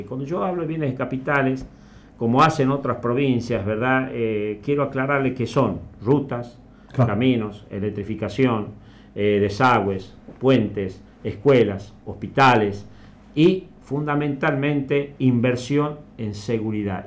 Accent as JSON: {"language": "Spanish", "region": "Tucumán", "country": "Argentina", "said": "yo soy tucumano y amo mi provincia"}